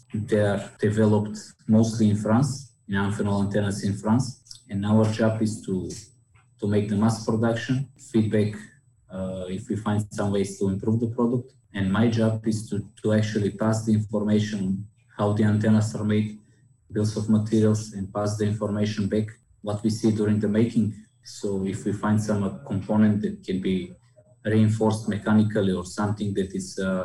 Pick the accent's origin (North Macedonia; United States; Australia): North Macedonia; Kočani; I'm from Macedonia